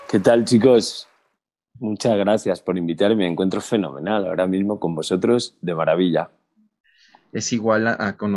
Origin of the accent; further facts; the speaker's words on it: Cholula, Puebla, Mexico; born there; Yo nací en Cholula, Puebla y, resido en Ciudad de México.